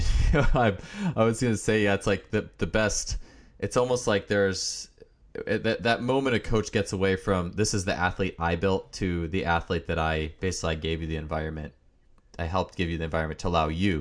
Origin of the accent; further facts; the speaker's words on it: Wisconsin, United States; I'm from Wisconsin